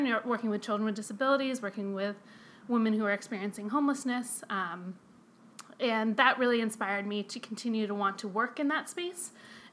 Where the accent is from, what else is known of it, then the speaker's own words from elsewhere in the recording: outside of Boston, Massachusetts, United States; moved away as an adult; now in Chicago, United States; So I'm from the Boston area. I grew up outside of Boston